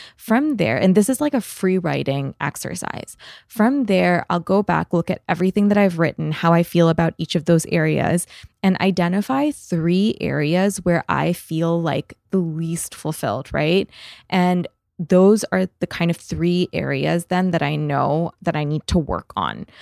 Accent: Canada; moved away; I'm Canadian

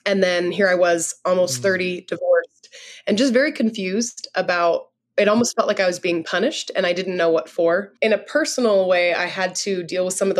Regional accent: California, United States; now in South Dakota, United States; I'm from California, but I live in a little town in South Dakota right now

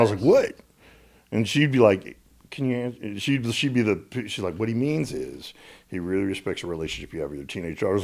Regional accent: Little Rock, Arkansas, United States; when I grew up in Little Rock, Arkansas

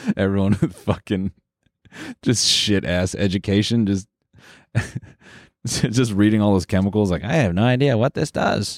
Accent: Canada; we're Canadian.

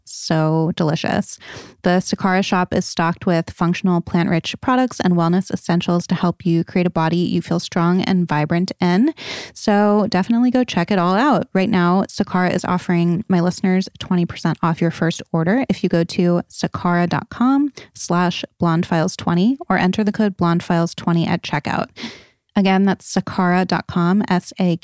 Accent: Rhode Island, United States; I'm from Rhode Island. So I'm from New England

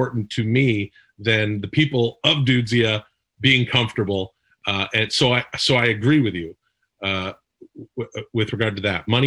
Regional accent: Ladner, British Columbia, Canada; bought a house in the town that I grew up in Ladner, British Columbia, a couple years before I was born

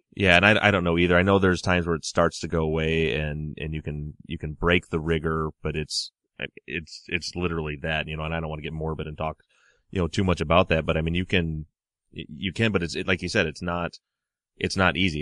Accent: Michigan, United States; I'm from Michigan, so the weather here is obviously a little bit different than out in Baltimore

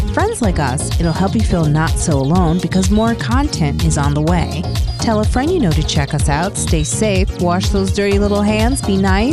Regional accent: Chicago, Illinois, United States; scholar from Chicago, my hometown, Chi-Town

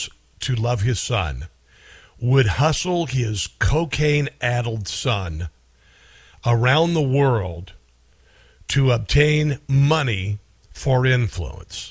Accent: Omaha, Nebraska, United States; I'm from Omaha

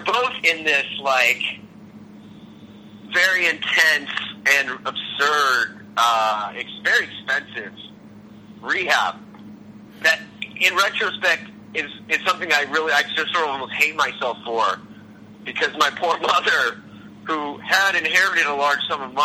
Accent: South Florida, United States; growing up in South Florida

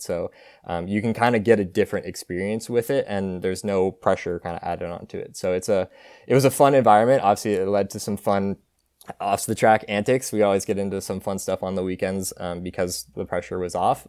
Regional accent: Martinez, California, United States; moved away as an adult; now in Eugene, United States; I'm from, uh, a small town called Martinez, California. Uh, it's an hour northeast of, uh, San Francisco. Um, and so I grew up there

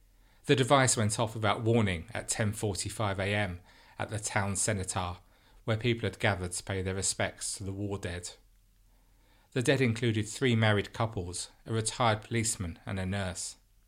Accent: London, United Kingdom; growing up in London in a non-religious family

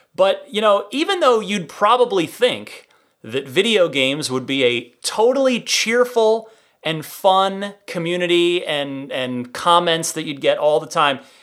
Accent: California, United States; as a Californian

